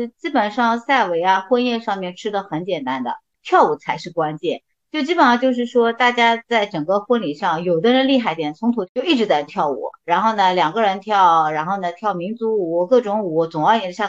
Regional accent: Shanghai, China; first language Chinese; 一场是在乡下，因为我是本地人。

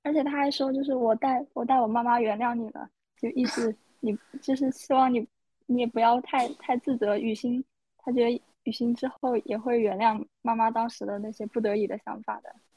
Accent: China; 作为中国人

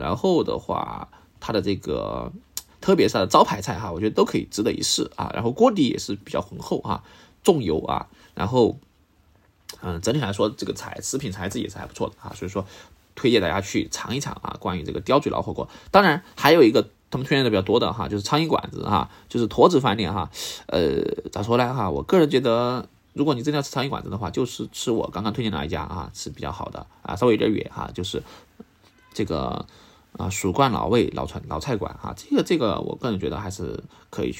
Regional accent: Sichuan, China; 我作为四川人

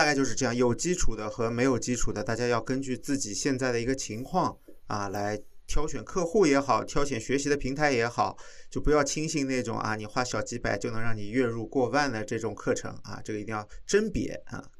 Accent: Guangdong, China; 你怎么听得出来我是广东人的？

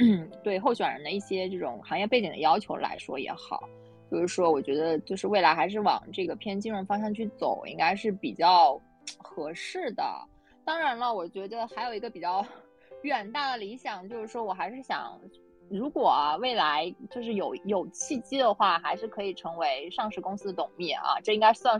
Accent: Zhejiang, China; 然后我是来自浙江的。

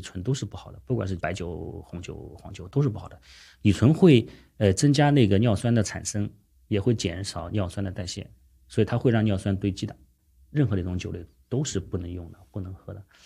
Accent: Shandong, China; 我山东人

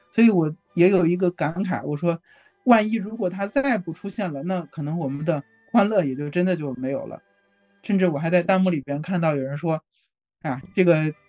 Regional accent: Hebei, China; now in Beijing, China; 我家是河北的， 但是我就是来北京已经十来年了吧。

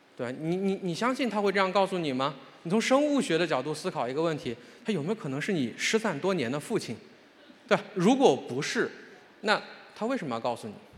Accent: Shandong, China; 我是山东人，这跟大家说一下，我是山东人，我高中毕业于山东师大附中，这是我们山东最好的学校之一，也是最卷的学校之一

